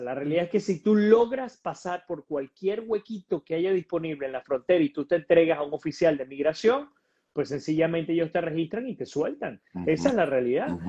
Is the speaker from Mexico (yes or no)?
no; Venezuela; soy venezolano, así que pues tengo todo el derecho porque en mi sangre lo que corre es vena venezolana